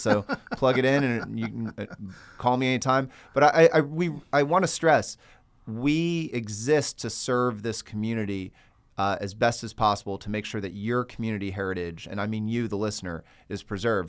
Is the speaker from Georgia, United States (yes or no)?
yes; Cedar Creek, Georgia, United States; I grew up in Cedar Creek